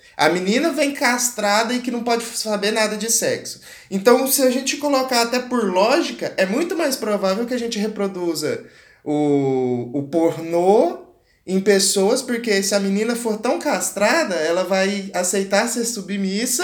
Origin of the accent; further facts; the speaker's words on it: Goiás, Brazil; sou do Goiás e sou do Goiás. Você vê que eu, o sotaque vem quando eu falo